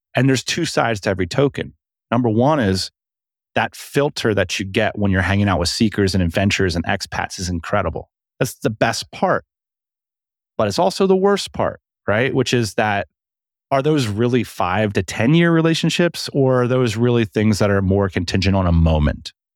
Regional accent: United States; moved away as an adult; also born or lived in Vietnam; I left America in two thousand and eight. I left my home country

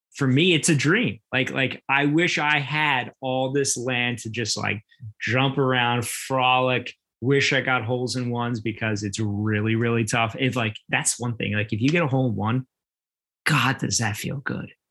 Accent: New Jersey, United States; growing up in South Jersey, especially on the Ocean City Boardwalk

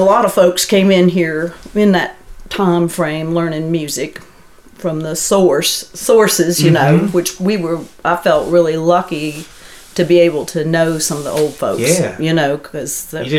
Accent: Arlington, Virginia, United States; Because originally I'm from Northern Virginia, up around Arlington. I was born and raised up there.

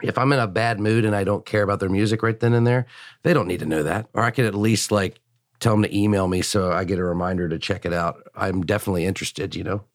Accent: Richmond, Virginia, United States; also born or lived in Washington, D.C.; I was born in Richmond

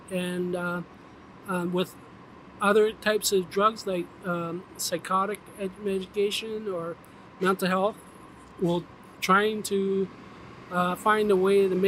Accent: Norway; Uh, well, I'm from Norway, so it's difficult to say.

